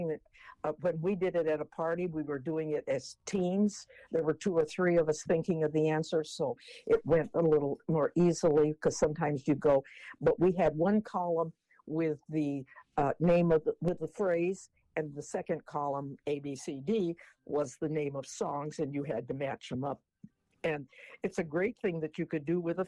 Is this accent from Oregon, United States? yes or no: yes; Portland, Oregon, United States; I was born in Portland, Oregon